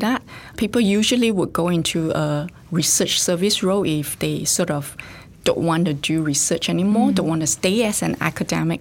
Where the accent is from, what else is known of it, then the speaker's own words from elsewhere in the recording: Singapore; now in Australia; So I actually grew up in Singapore and I did part of my studies in Singapore